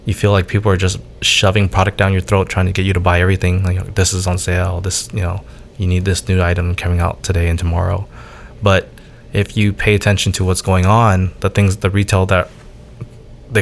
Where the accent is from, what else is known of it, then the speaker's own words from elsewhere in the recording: Orange County, California, United States; I'm an Orange County kid. I'm born and raised out here